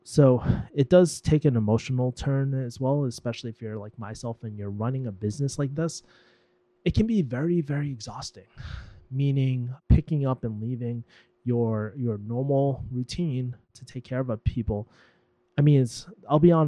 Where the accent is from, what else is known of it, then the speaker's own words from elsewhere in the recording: Boston, Massachusetts, United States; moved away; I'm actually in my hometown, Boston